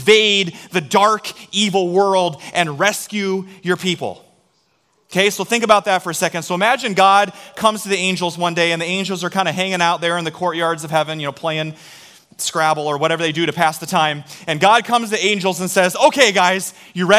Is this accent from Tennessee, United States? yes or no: no; Story City, Iowa, United States; I grew up in Story City